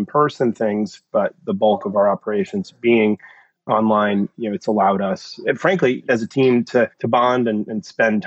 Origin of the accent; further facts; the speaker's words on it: Connecticut, United States; moved away as an adult; also born or lived in New York City; I'm originally from Connecticut, grew up here, and moved back in with my parents at 40